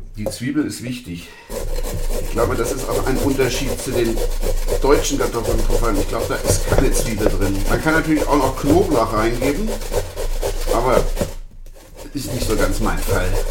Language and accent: German; Vienna, Austria; wie man bei uns in Wien sagt